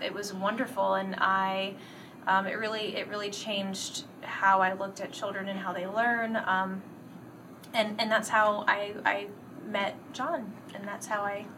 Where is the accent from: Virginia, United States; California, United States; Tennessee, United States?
Virginia, United States; moved away as an adult; now in Michigan, United States; I'm originally from Virginia. That's where I taught uh, for the past 16 years